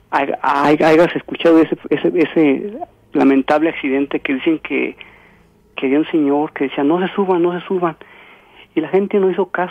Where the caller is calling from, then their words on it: San Luis Potosí, Mexico; Oiga, soy de San Luis Potosí, este, he, querido comunicarme desde buen tiempo